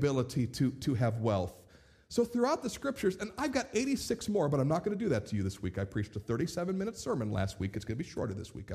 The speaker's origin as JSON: {"language": "English", "country": "United States", "said": "ourselves as American Christians"}